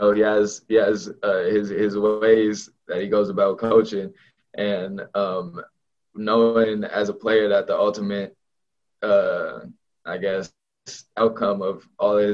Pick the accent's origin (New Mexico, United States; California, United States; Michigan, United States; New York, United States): California, United States; Southern; moved away as an adult; now in Corvallis, United States; I'm from Southern California